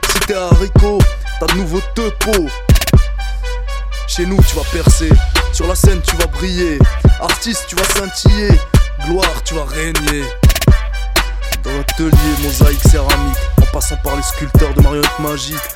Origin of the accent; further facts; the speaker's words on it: Lebanon; English is a second language; also born or lived in Syria; now in Luxembourg; I'm, my mother, my father from Syria. I born in Lebanon. I grew up in Lebanon. I moved to Syria back, and then I moved to Lebanon again.